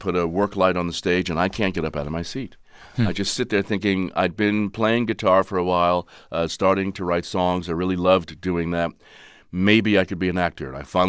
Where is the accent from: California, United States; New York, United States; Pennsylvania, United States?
New York, United States; I'm an East Coaster. I go back to the East Coast. {S0} Where are you from? {S1} New York.